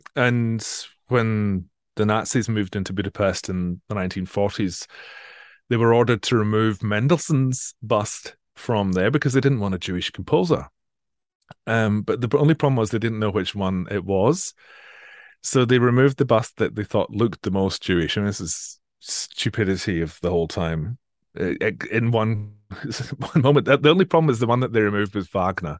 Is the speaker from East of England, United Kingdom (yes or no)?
no; Edinburgh area, Scotland, United Kingdom; moved away as an adult; also born or lived in Manchester; now in Sydney, Australia; I'm from the Edinburgh area originally.